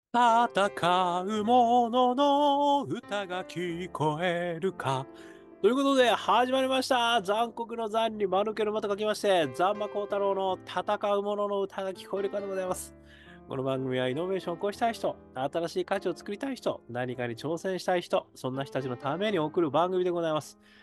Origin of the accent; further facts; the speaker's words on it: Hokkaido, Japan; now in Tokyo, Japan; 北海道生まれる私